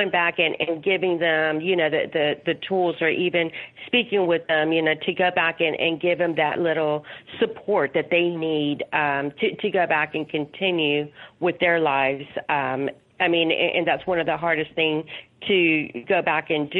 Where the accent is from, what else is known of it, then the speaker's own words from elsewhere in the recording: Laredo, Texas, United States; I'm originally from Laredo, Texas, which is the border town right by Mexico.